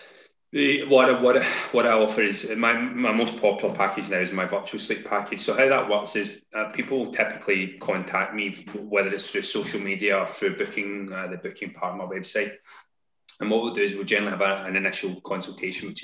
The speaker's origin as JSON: {"language": "English", "town": "Glasgow", "region": "Scotland", "country": "United Kingdom", "also_born_or_lived": "London", "moved": "as an adult", "lives_now": "Kent, United Kingdom", "said": "So I'm based in Kent, despite the strange accent. I moved down from Glasgow."}